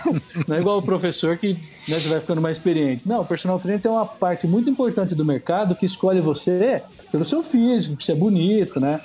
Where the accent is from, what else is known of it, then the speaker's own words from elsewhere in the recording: Marília, São Paulo, Brazil; moved away as an adult; como nascido no interior, né? É, nasci em Marília